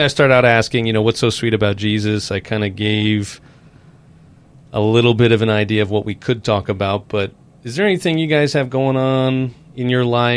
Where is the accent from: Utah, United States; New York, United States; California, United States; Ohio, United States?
New York, United States; now in Slidell, United States; I'm from New York originally